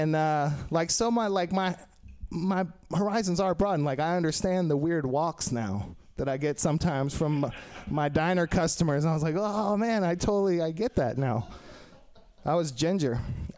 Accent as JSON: {"language": "English", "region": "Texas", "country": "United States", "moved": "yes", "lives_now": "San Francisco, United States", "said": "I'm in San Francisco. I'm from Texas originally"}